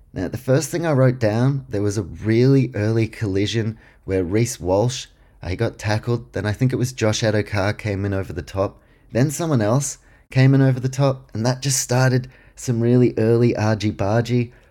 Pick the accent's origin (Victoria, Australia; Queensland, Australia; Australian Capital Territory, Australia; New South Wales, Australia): Queensland, Australia; I'm a Queenslander